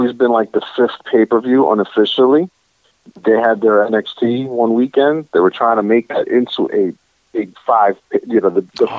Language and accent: English; Yonkers, New York, United States; I was born here in the United States, Yonkers, New York, specifically, but both my parents are born in Dominican Republic.